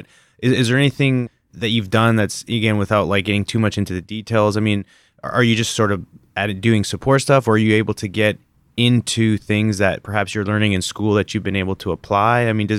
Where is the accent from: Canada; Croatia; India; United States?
Canada; moved away; being the Canadian that I am